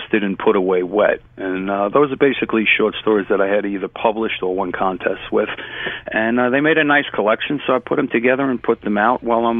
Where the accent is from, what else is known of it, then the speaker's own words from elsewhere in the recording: New York City, New York, United States; when I was growing up in Bushwick and Ridgewood